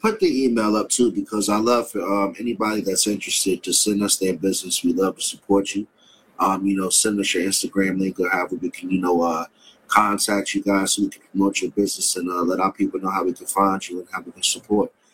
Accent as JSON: {"language": "English", "town": "Washington", "region": "District of Columbia", "country": "United States", "tie": "born or raised there", "said": "my hometown"}